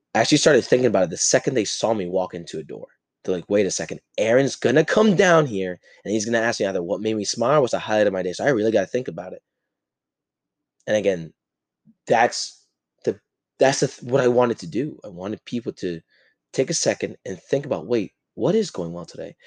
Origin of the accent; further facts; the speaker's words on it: New Jersey, United States; I grew up in New Jersey, in this fast paced lifestyle